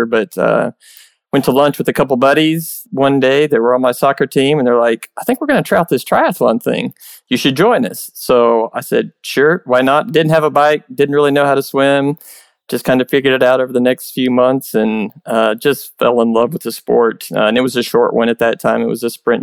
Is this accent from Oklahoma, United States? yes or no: yes; Tulsa, Oklahoma, United States; also born or lived in Broken Arrow; This last one I actually got to do in my hometown, the first one in Tulsa